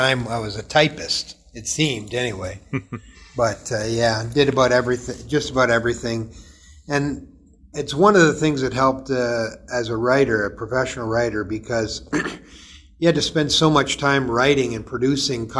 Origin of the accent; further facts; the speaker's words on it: Toronto, Ontario, Canada; I grew up in Toronto. Now, not downtown Toronto proper, but in an area called Downsview